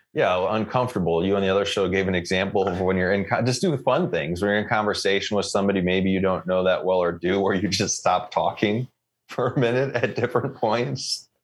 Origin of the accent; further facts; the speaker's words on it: United States; now in Canada; I'm American. Where's the DMV? Anyway, I'm also Canadian.